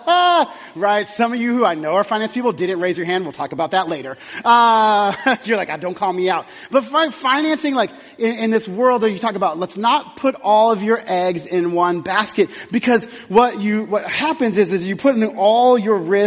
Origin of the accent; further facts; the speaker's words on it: Texas, United States; moved away; I'm from Texas